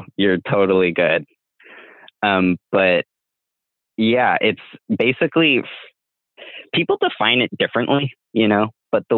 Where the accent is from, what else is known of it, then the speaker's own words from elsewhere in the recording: United States; I have Mexican ancestral heritage, right? But I grew up in the US